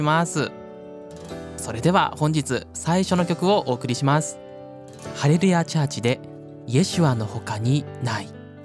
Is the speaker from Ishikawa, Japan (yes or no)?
yes; Ishikawa, Japan; also born or lived in Nagoya; now in Saitama, Japan; 僕は石川出身